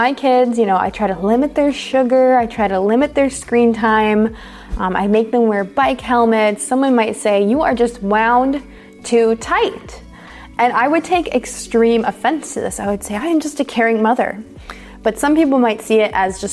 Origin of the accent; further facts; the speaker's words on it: United States; I'm an American English teacher